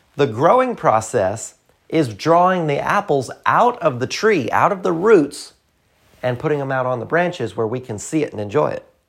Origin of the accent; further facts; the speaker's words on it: the South, United States; I'm from the South. I'm from the country